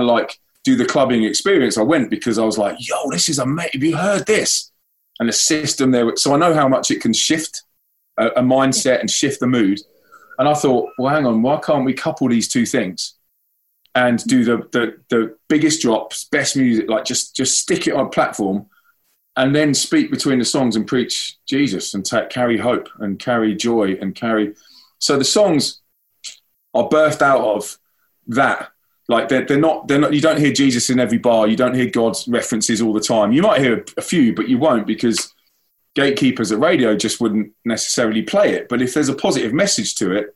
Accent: London, United Kingdom; moved away as an adult; now in Manchester, United Kingdom; I'm from London.

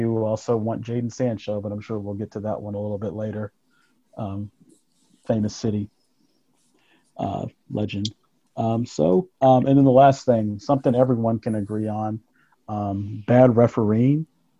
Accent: United States; being biased since I'm American

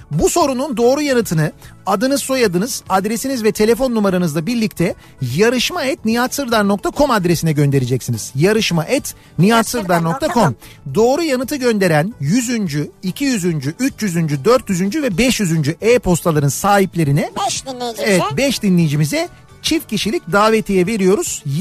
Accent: Istanbul, Turkey; Ee, İstanbulluyum. Annem babam 1953'te Arnavutluk'tan İstanbul'a gelmişler.

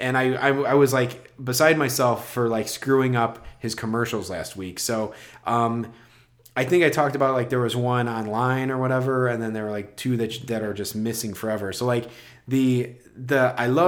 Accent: Chicago, Illinois, United States; Yeah, I'm just from Chicago.

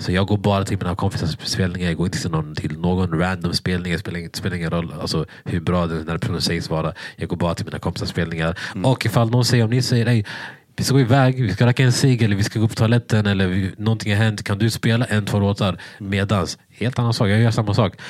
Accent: Sweden; jag var från Sverige

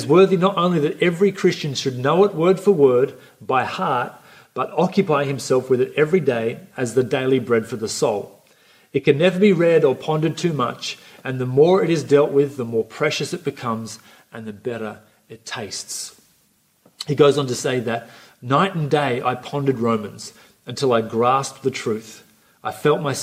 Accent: Coffs Harbour, New South Wales, Australia; also born or lived in Sydney; I grew up here for the vast majority of my life, went to high school here.

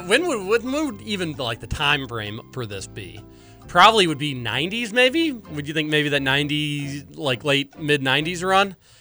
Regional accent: Louisville, Kentucky, United States; born in Louisville, growing up in Louisville.

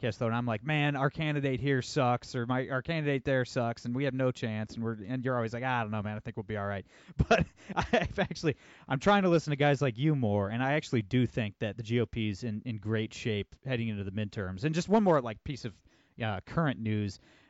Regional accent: Ohio, United States; born or raised there

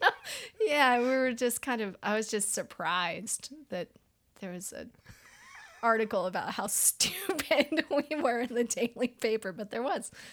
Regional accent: Annapolis, Maryland, United States; also born or lived in Richmond, Virginia; now in Asheville, United States; I was born in Richmond, Virginia. Um, I was raised in Annapolis, Maryland. I've lived in Asheville, North Carolina for twenty years

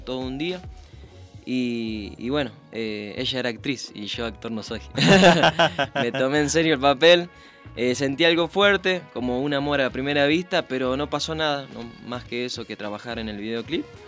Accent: Santa Fe, Argentina; En mi provincia, en Santa Fe, em, se escucha mucha cumbia santafesina

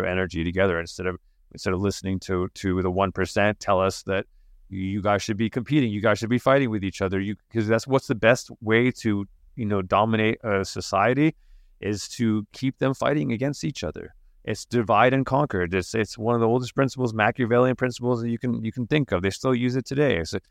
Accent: England, United Kingdom; just ginger kid, you know, like that's growing up in England

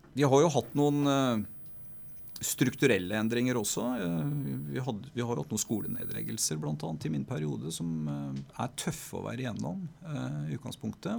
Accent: Oslo, Norway; now in Stryn, Norway; jeg er født og oppvokst i Oslo. Eh, på østkanten av byen

